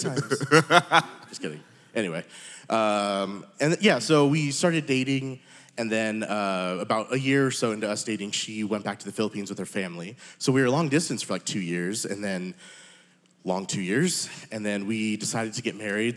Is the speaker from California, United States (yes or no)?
yes; San Diego, California, United States; moved away as an adult; I'm originally from San Diego, California